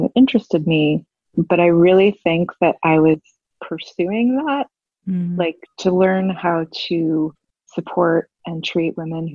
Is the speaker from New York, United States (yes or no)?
yes; New York City, New York, United States; moved away as an adult; now in Savannah, United States; I'm from New York City, and I've lived there most of my life, and we moved to Savannah, Georgia